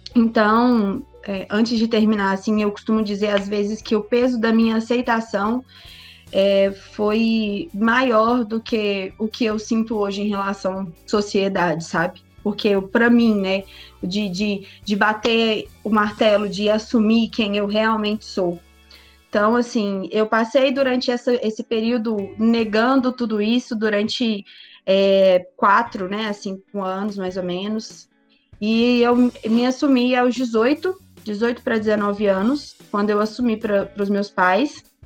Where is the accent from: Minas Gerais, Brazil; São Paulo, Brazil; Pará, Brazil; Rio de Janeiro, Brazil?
Minas Gerais, Brazil; Betim; sou daqui de Betim, cidade vizinha de Belo Horizonte, nascido e criado por aqui mesmo